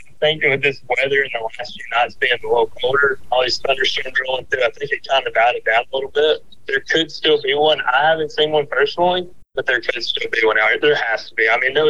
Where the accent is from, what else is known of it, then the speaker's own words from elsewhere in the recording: Dothan, Alabama, United States; I'm from Dothan, Alabama.